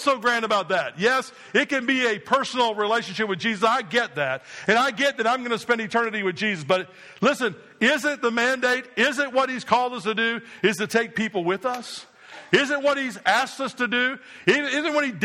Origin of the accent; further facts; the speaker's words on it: New Jersey, United States